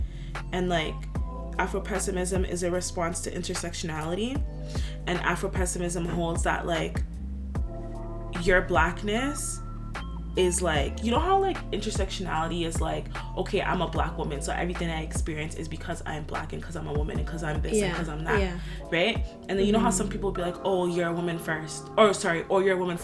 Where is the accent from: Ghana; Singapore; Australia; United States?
Ghana; me being dark-skinned, me being a woman, me being Ghanaian, like, every single thing has to do with that.